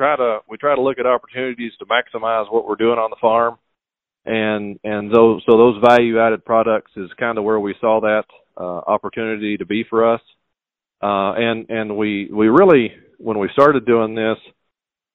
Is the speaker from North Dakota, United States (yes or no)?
no; Monticello, Kentucky, United States; now in Boyle County, Kentucky, United States; I grew up in the Monticello area around Lake Cumberland, and my father farmed